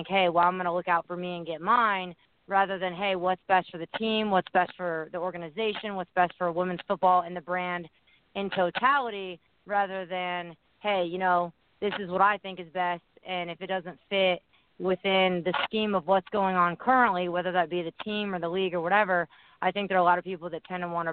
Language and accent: English; Indiana, United States; moved away; also born or lived in Chicago; I'm from Indiana